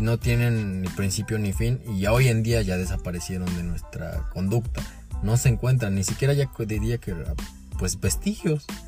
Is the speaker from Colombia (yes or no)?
no; Mexico; muchos de nosotros como mexicanos